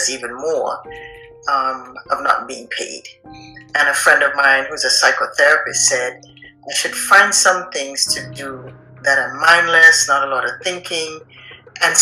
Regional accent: Antigua & Barbuda; I grew up on the island of Antigua

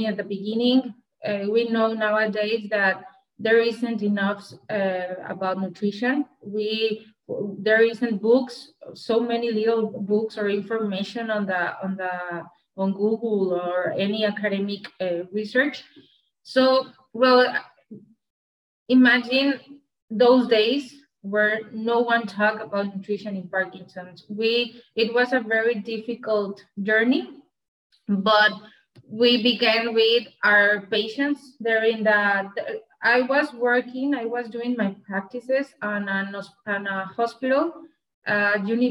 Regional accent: Monterrey, Nuevo León, Mexico; I'm from Monterrey, Mexico. From the state of Nuevo León. Here is my region.

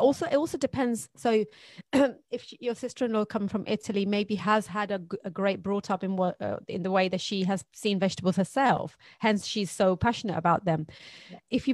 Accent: Pakistan; now in United Kingdom; I grew up in Pakistan and my mother is Brazilian

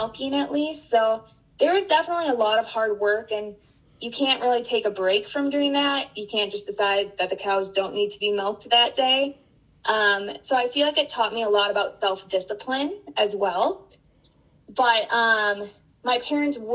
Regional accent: Spring Valley, Wisconsin, United States; moved away; I'm from Spring Valley, Wisconsin originally.

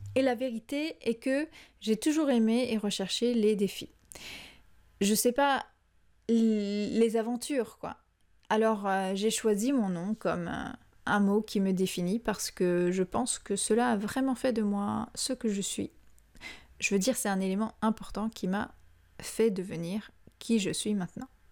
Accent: France; moved away; Quand je suis revenue vivre en France, après avoir passé plus de 13 ans à l'étranger

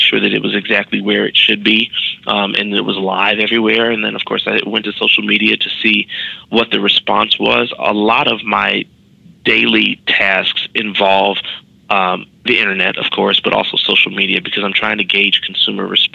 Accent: Chicago, Illinois, United States; moved away as an adult; also born or lived in New York; a black kid growing up in Chicago

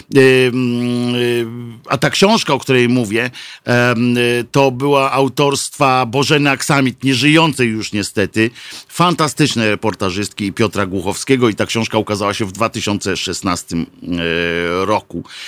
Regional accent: Tricity, Pomeranian Voivodeship, Poland; ja jestem z Trójmiasta

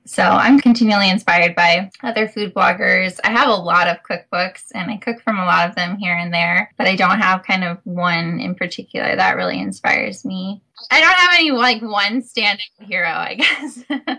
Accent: Minnesota, United States; moved away as an adult; also born or lived in California; I come from the Midwest, I'm from Minnesota

